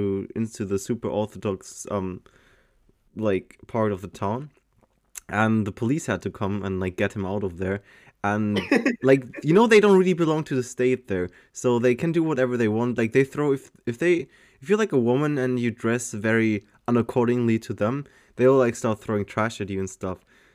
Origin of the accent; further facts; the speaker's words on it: Germany; also born or lived in Malta; I am from Germany. I used to live in Malta for 2.5 years and went to school with you guys there. And now I'm back in Germany, living there for the past 7 years or something. 6 years?